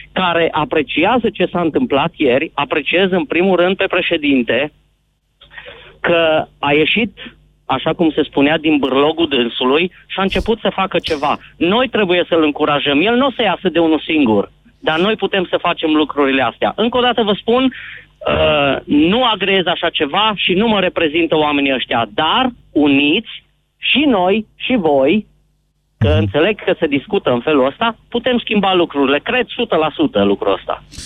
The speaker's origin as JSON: {"language": "Romanian", "town": "Zalău", "region": "Sălaj County", "country": "Romania", "said": "sunt din Zalău"}